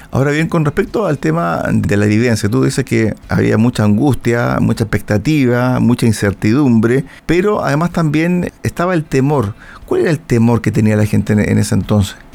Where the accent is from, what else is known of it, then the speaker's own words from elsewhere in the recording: Chile; somos como chilenos